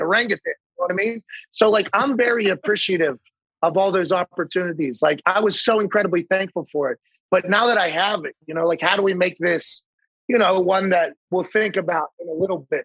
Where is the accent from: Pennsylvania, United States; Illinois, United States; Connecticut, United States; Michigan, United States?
Pennsylvania, United States; Pittsburgh; growing up in Pittsburgh